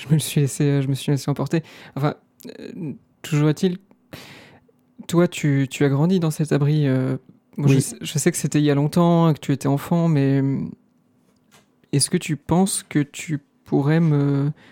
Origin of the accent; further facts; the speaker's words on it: California, United States; je viens de Californie, mais vous savez, moi je suis pas... J'ai pas vraiment voyagé avant, en fait, c'est la première fois que je sors de de chez moi